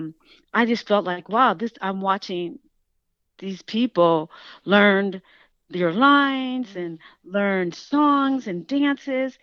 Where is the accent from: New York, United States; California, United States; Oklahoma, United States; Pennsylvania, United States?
California, United States; Oakland; Growing up in Oakland, my mother, who was a single mom, and she worked mostly